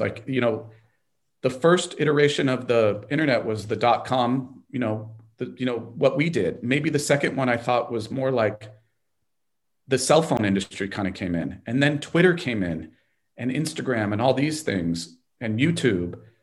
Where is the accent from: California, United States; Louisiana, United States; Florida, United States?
California, United States; Los Angeles; I'm from Los Angeles and we're in Los Angeles